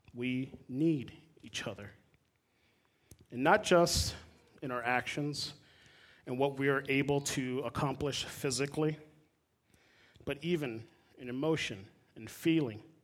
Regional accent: South Florida, United States; moved away as an adult; also born or lived in Puerto Rico (ancestry); now in Midwest, United States; I'm a dude from South Florida. My parents are Puerto Rican. I grew up in mostly Spanish speaking congregations

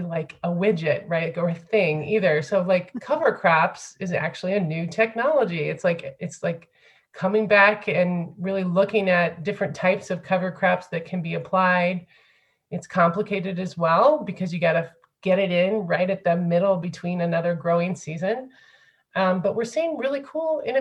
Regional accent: Findlay, Ohio, United States; moved away as an adult; also born or lived in France; I'm from Flag City, Ohio, USA, like Findlay, Ohio.

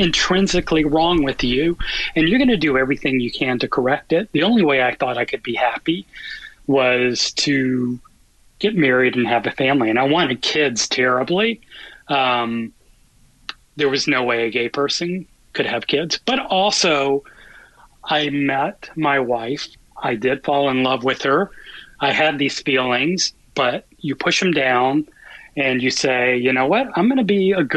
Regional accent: the South, United States; I grew up in the South in a Catholic family

